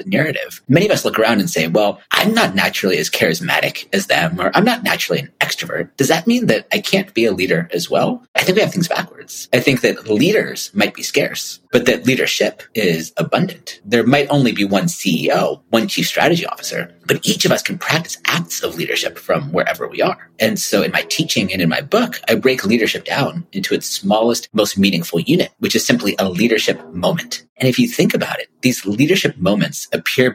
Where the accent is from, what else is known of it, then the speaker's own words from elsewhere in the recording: California, United States; also born or lived in Stockholm; I've never been colder in my life as a Californian